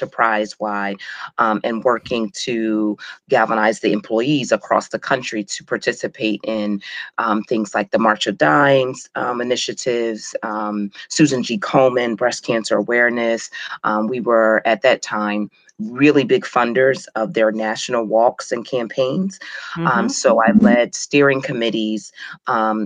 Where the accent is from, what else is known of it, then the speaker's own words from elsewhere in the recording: Clayton, New Jersey, United States; I grew up in Southern New Jersey, right outside of Philadelphia, maybe about 15 minutes outside of Philadelphia